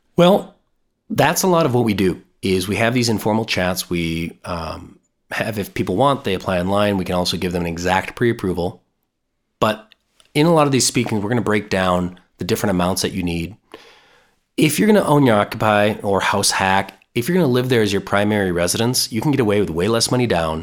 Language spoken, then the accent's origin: English; Minnesota, United States; I'm born and raised in Minnesota